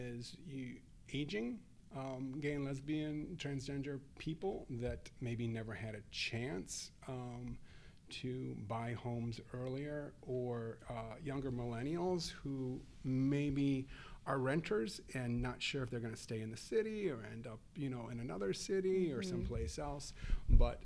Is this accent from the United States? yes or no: yes; Chicago, Illinois, United States; We're from Chicago